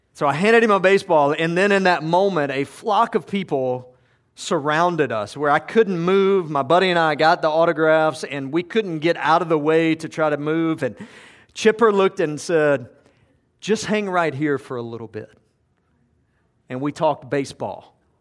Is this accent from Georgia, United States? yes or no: yes; Georgia, United States; I grew up in Georgia